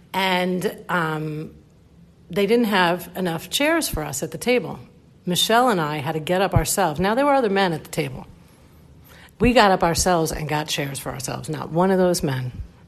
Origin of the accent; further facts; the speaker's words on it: New York, United States; I hope you enjoy this funny little razzing we do to each other since I'm a New Yorker and he's from Georgia.